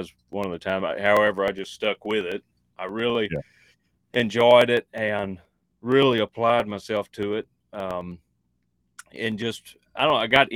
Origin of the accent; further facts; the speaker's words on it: East Texas, United States; I grew up in East Texas, and I rodeoed a bunch and just did farm life stuff, small town stuff.